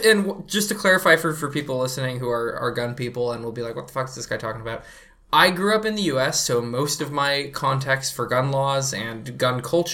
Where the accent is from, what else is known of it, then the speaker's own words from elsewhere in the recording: United States; now in Canada; I grew up in the States